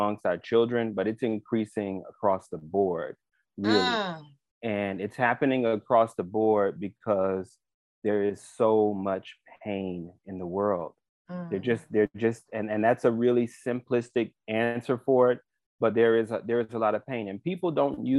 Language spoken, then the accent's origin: English; Miami, Florida, United States; I grew up here, right here in Miami, born and raised